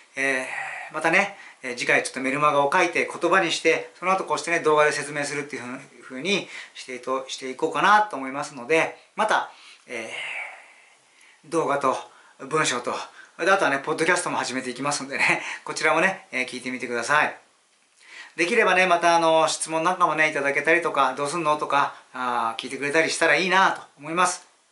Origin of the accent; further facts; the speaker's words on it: Yokohama, Kanagawa, Japan; 地元横浜にこもってた方がいいなと思ったら地元にこもらせてもらいます